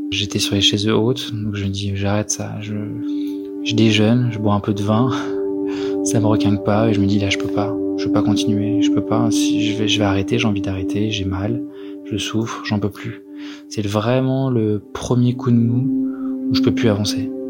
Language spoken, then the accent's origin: French; Paris, Île-de-France, France; Je sais pas, je viens de Paris donc.